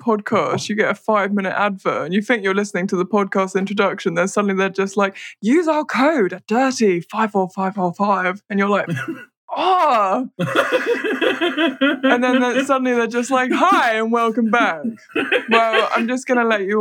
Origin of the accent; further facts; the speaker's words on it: United Kingdom; I'm British